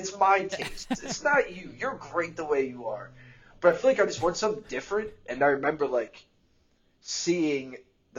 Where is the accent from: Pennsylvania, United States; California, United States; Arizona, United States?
Pennsylvania, United States; Philadelphia; growing up in Philly